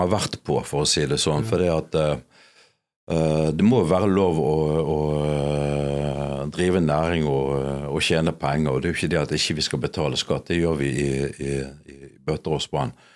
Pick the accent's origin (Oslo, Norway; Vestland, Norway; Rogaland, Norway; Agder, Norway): Vestland, Norway; Bergen; jeg er norsk, jeg er erkebergensk.